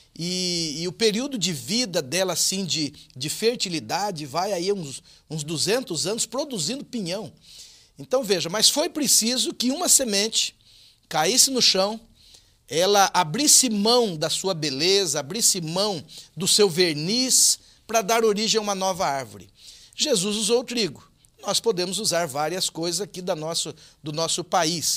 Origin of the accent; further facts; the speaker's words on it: northern Paraná, Brazil; Eu, eu nasci no norte do Paraná, uma região essencialmente agrícola